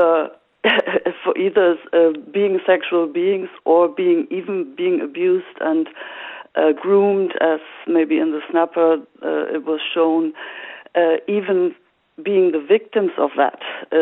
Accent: Germany; moved away as an adult; now in Ireland; I grew up in Germany, but I've been living in Ireland for over 20 years.

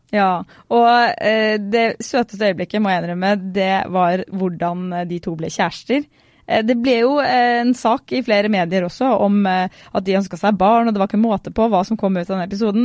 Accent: Fredrikstad, Østfold, Norway; fra Fredrikstad

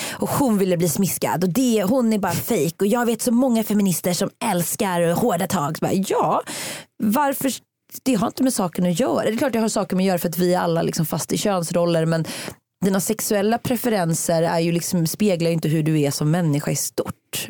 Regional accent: Uddevalla, Västra Götaland, Sweden; min kompis Maria som bodde i radhusområdet i Uddevalla där jag växte upp

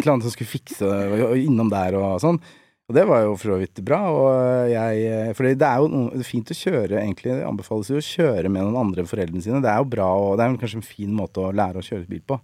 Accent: Nesodden, Akershus, Norway; jeg er oppvokst på Nesodden

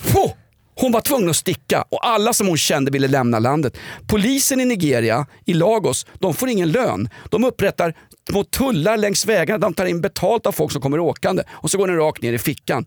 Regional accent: Sweden; som svensk cisman

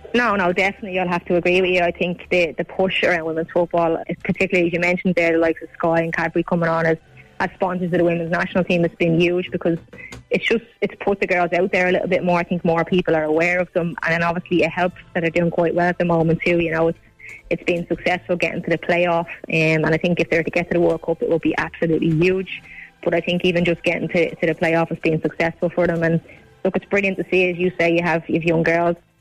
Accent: Ireland; as Irish people

